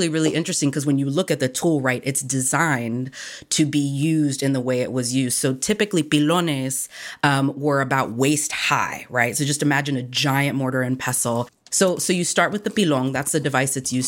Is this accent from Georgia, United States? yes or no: yes; suburbs outside of Atlanta, Georgia, United States; also born or lived in Puerto Rico; I was born in Puerto Rico, but I was raised in the suburbs outside of Atlanta